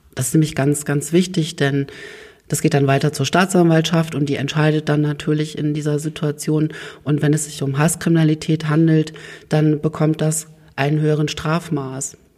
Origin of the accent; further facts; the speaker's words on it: Oldenburg, Lower Saxony, Germany; also born or lived in Hannover; gebürtiger Oldenburger